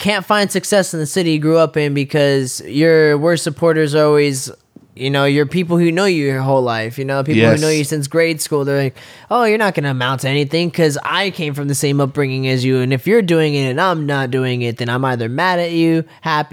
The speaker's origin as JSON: {"language": "English", "town": "San Bernardino", "region": "California", "country": "United States", "tie": "born or raised there", "moved": "yes", "said": "growing up in San Bernardino and just being of an indigenous descent"}